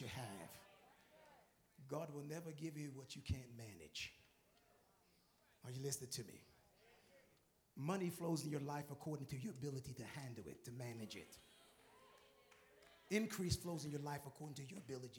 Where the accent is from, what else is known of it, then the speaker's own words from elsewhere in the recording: New York, United States; I'm from New York